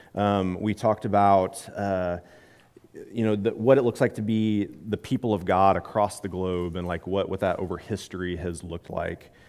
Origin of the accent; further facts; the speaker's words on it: Midwest, United States; I'm from the Midwest